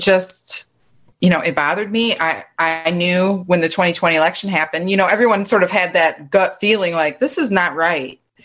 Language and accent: English; Michigan, United States; now in Texas, United States; I'm from Michigan originally, mm-hmm. and I'm down here in Texas